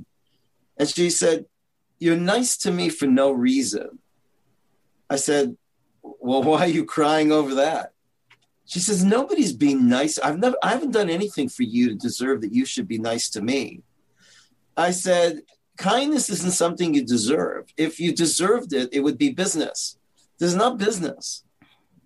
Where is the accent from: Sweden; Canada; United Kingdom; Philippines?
Canada; Toronto, Ontario; moved away as an adult; also born or lived in Israel; I'm from Canada, Toronto